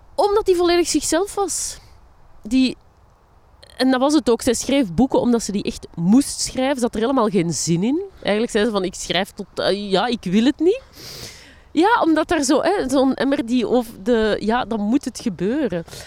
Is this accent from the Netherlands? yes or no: no; Linden, Flanders, Belgium; also born or lived in Borgerhout; now in Antwerp, Belgium; waar ik opgegroeid ben, hè, of de dorpsschool van Linden